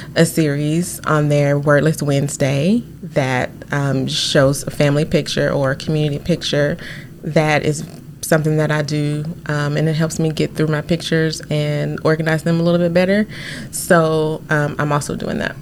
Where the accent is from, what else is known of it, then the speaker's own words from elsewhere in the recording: Arkansas, United States; I am from Arkansas, sixth generation